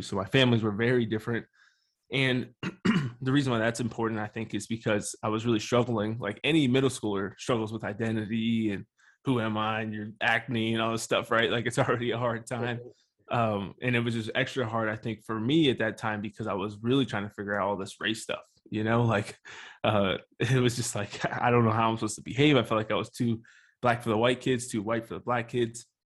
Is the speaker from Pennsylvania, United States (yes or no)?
yes; Harrisburg, Pennsylvania, United States; So I was born and raised in Harrisburg, Pennsylvania